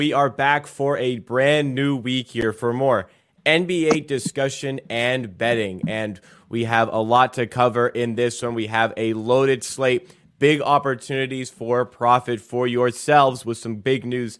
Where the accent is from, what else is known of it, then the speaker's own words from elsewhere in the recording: Canada; I am from Canada